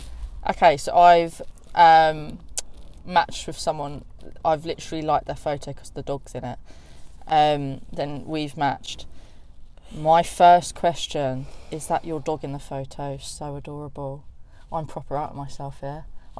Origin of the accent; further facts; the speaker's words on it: South East England, United Kingdom; Oh, do you know where Surrey is?